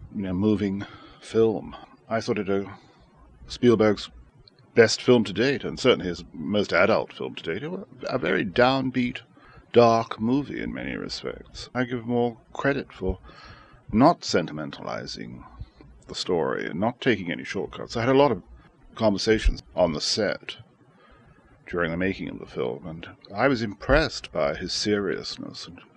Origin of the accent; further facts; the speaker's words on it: Shanghai, China; I was born in Shanghai in 1930, and I was there when the Japanese invaded China in 1937 and seized all of Shanghai except the international settlement.